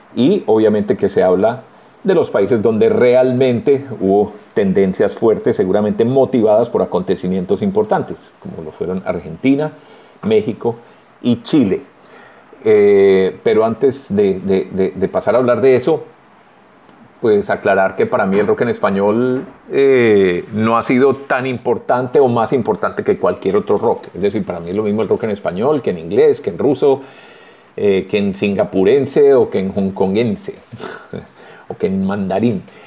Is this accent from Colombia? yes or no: yes; Colombia